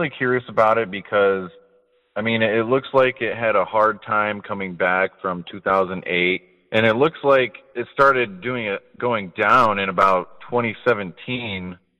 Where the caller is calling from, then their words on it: Kalamazoo, Michigan, United States; I'm calling from Kalamazoo, Michigan.